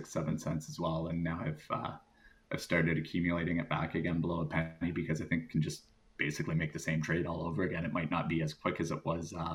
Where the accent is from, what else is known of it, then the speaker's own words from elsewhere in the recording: Canada; as a Canadian